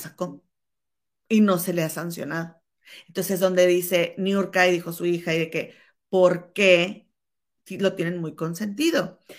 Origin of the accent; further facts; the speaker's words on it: Monterrey, Nuevo León, Mexico; now in London, United Kingdom; mi comadre y yo somos hermanas y chachalacas y somos originarias de la Sultana del Norte de Monterrey, Nuevo León, México. Nada más que mi comadre ahora reside en Chicago y yo en Londres